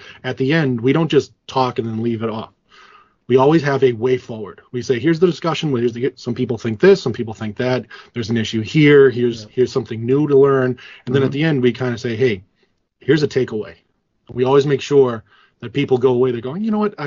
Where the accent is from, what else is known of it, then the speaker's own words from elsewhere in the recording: Massachusetts, United States; we both of us grew up in blue states, heavily blue states. I'm from Massachusetts